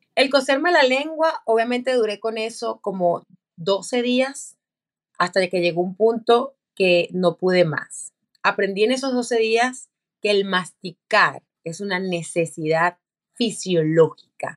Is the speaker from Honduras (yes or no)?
no; Venezuela; como decimos en Venezuela